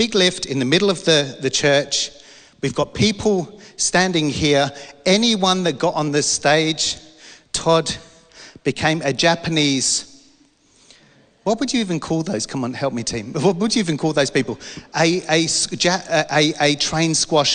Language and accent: English; London, United Kingdom; I'm from London